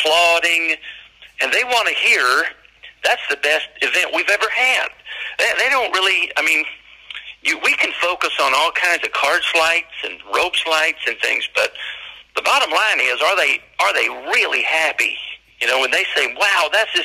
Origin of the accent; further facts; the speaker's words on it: Johnson City, Tennessee, United States; I am from Johnson City, Tennessee